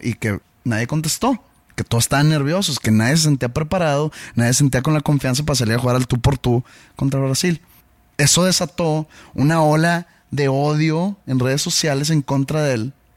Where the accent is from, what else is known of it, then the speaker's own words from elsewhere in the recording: Mexico; soy un mal mexicano